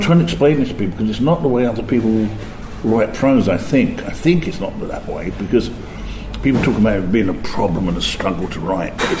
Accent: London, United Kingdom; moved away as an adult; now in Oxford, United Kingdom; I'm a Londoner born and bred, I always will be

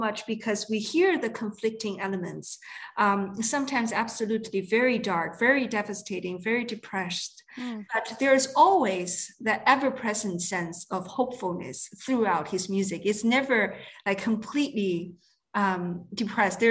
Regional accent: Guangdong, China; moved away; when I was young, growing up in China, in a city part of the Canton province across from Hong Kong

